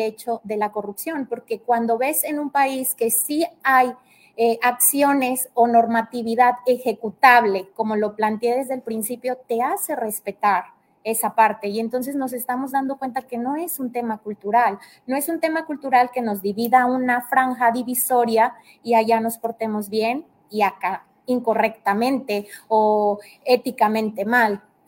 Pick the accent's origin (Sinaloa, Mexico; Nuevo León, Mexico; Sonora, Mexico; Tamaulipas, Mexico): Tamaulipas, Mexico; now in Tabasco, Mexico; yo soy de Tamaulipas, por aras del destino estoy acá en Tabasco